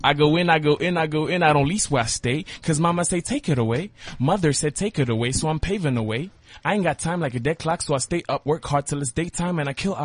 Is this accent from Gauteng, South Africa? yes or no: yes; Johannesburg, Gauteng, South Africa; I'm from Joburg, Randburg, Ferndale. That's my hood.